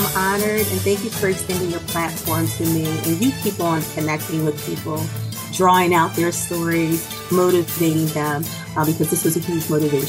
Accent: Norristown, Pennsylvania, United States; I'm from Norristown, Pennsylvania, born and raised, educated in the Norristown Area School District.

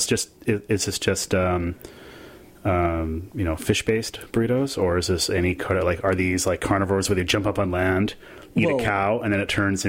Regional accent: Canada; I'm too Canadian for that, sadly.

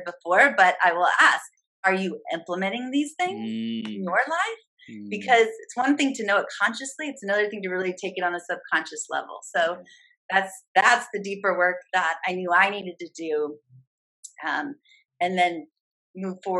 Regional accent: St. Louis, Missouri, United States; moved away as an adult; also born or lived in Chicago, Illinois; I'm from St. Louis, Missouri, moved to Chicago

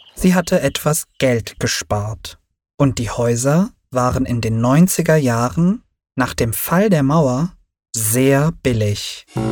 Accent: Berlin, Germany; also born or lived in Turkey; meine Mutter und ich zogen auch nach Berlin

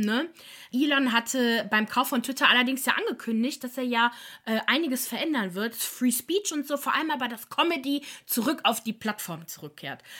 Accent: Germany; bei uns in Deutschland

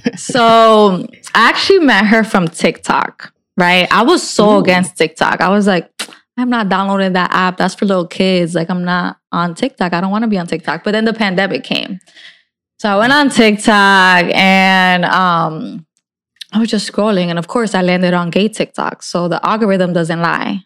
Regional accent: New Jersey, United States; I'm from North Jersey, and in North Jersey, there's a lot more things

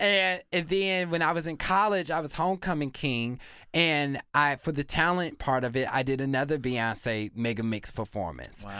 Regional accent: Kansas, United States; I grew up in Kansas

